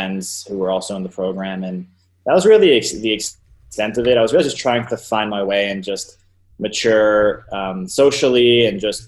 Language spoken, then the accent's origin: English; East Meadow, New York, United States; I grew up in Long Island, New York, pretty middle class, blue collar suburb called East Meadow.